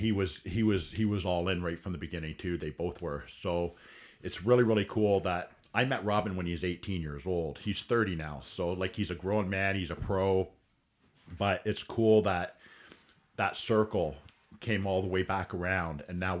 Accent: Caledon, Ontario, Canada; also born or lived in Alliston, Ontario; I was born in Alliston, Ontario. Okay. I grew up in Caledon and Caledon East most of my life. I was a country kid. Worked on my friend's farm during high school.

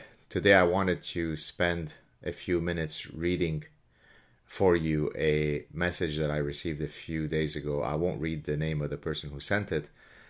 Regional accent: Canada; I don't know how to do otherwise, given that I'm Canadian, O-U-R, and the medal in question is American

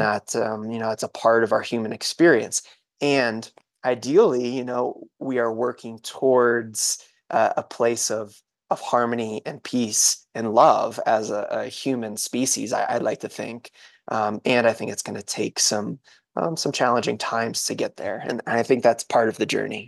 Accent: New England, United States; I grew up in New England

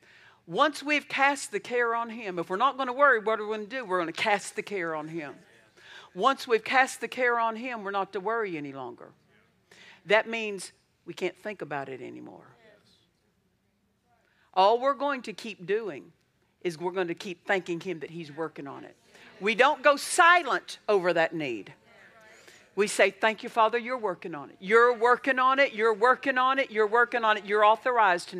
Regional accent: Altus, Oklahoma, United States; also born or lived in Olustee, Oklahoma; I was raised in Southwest Oklahoma, Altus, Oklahoma

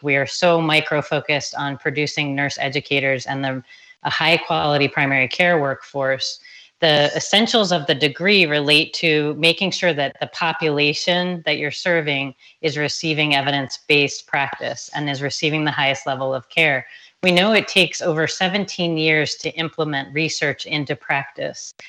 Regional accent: Anne Arundel County, Maryland, United States; born or raised there; moved away as an adult; now in Tucson, United States

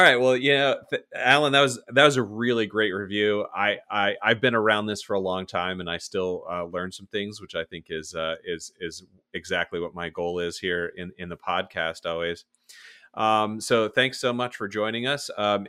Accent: Florida, United States; now in Northern Virginia, United States; I'm from South Florida and live in Northern Virginia. Those are the only two places I've ever lived, which are both places where everyone is from somewhere else.

